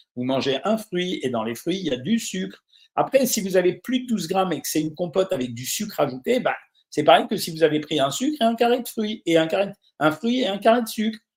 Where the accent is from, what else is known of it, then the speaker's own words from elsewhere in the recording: Normandy, France; je suis normand